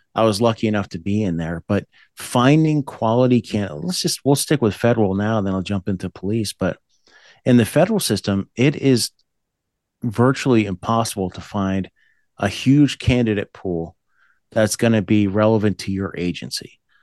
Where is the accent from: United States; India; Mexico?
United States; New Jersey; also born or lived in Boonton, New Jersey; I was born there, but I grew up in the Appalachians area, up by the Pocono Mountains in New Jersey